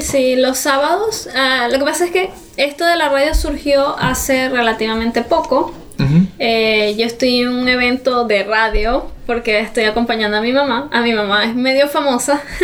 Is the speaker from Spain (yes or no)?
no; Venezuela; moved away as an adult; now in Chile; soy venezolana, tengo ya un año en Chile